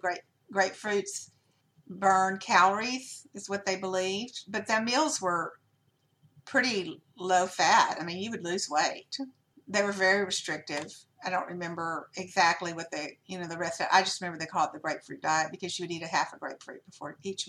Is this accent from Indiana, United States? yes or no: no; Louisiana, United States; I'm from Louisiana